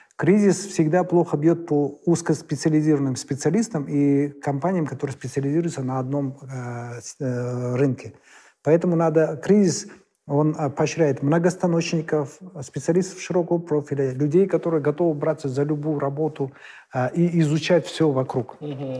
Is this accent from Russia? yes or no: no; Kazakhstan; как любой казах